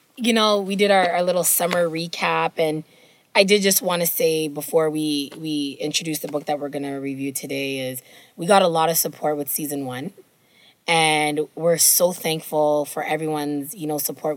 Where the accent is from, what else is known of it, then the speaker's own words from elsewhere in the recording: Jamaica; I'll say this as a Jamaican person